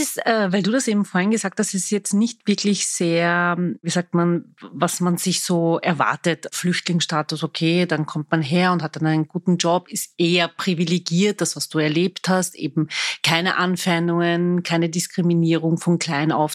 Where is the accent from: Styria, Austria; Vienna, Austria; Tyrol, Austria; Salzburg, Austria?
Vienna, Austria; Ich bin waschechte Wienerin